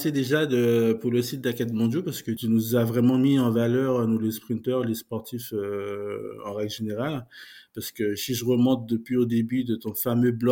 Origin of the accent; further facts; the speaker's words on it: Martinique, France; Et moi, je suis un mec de la Caraïbe, je viens de la Martinique, je les ai côtoyés, ils me connaissent